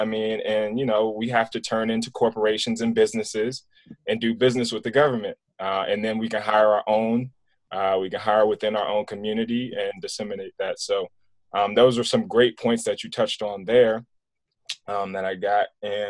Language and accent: English; East Coast, United States; now in Ohio, United States; I'm from the East Coast originally, so being here in Ohio is a little bit different for me in terms of the conservativeness in the politics.